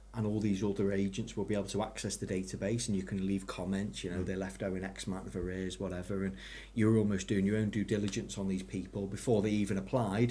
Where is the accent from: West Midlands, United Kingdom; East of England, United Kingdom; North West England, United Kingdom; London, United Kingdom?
North West England, United Kingdom; Ellesmere Port; I'm originally from Ellesmere Port